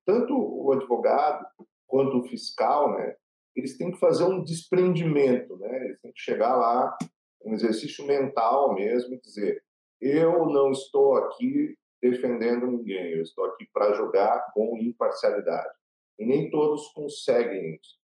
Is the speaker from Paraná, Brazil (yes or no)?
yes; Paraná, Brazil; eu sou filho de catarinenses, né? porém nasci no Paraná